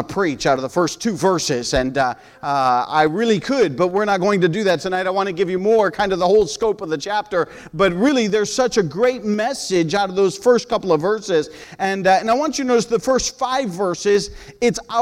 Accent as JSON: {"language": "English", "country": "United States", "also_born_or_lived": "Peru", "said": "I'm an American"}